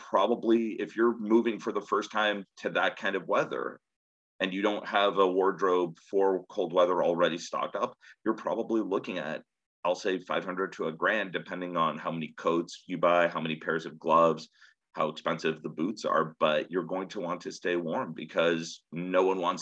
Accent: San Jose, California, United States; moved away as an adult; also born or lived in Connecticut; I grew up in the Bay Area in San Jose

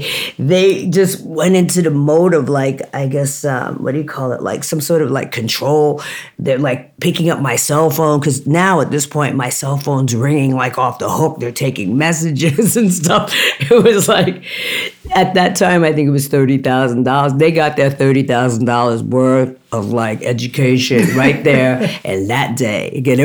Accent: Jamaica; I'm Jamaican and people do not talk to me like this and disrespect me without me saying something

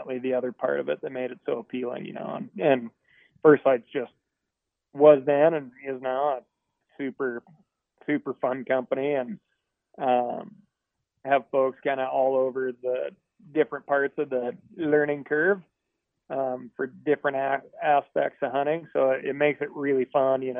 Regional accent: Missoula, Montana, United States; I grew up in Montana.

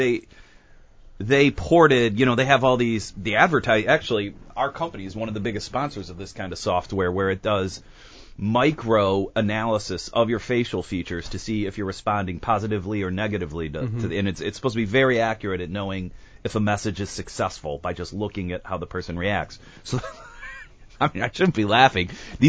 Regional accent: Burbank, California, United States; I grew up in Burbank, and life is pretty real.

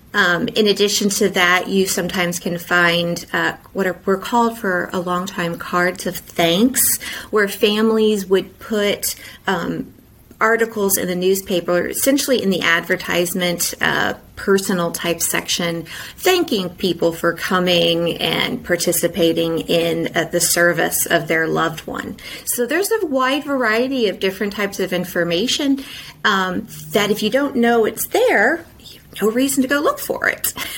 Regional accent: Indiana, United States; moved away; I'm originally from Indiana

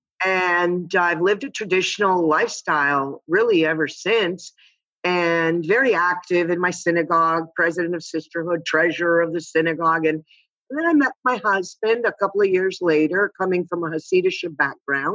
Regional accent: Miami, Florida, United States; also born or lived in Cuba; I was born in Cuba, and my parents moved to Miami during the Castro Revolution, right in 1960. I was 4 years old

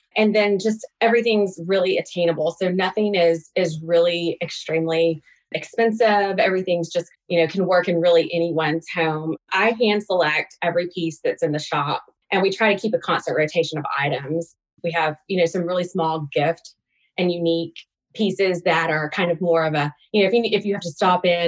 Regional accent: Alabama, United States; moved away as an adult; now in Atlanta, United States; I grew up in Alabama on a farm, but I moved to Atlanta after graduating from college and have been here ever since

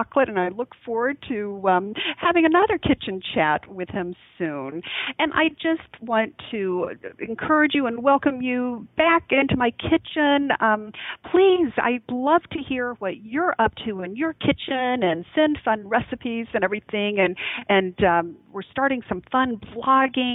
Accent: the South, United States; I grew up in the South

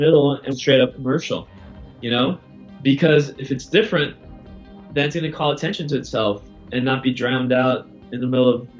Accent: Brazil; also born or lived in London / New York / Boston; Well, I'm from Brazil, right, originally, but I grew up in London and New York and Boston.

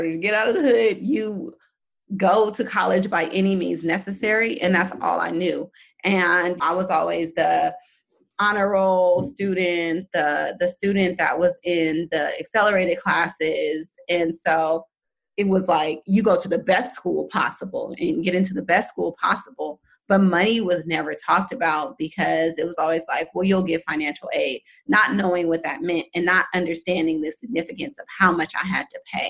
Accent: Oakland, California, United States; I'm from Oakland, California. Very, like, not a lot of people, raised by a single dad

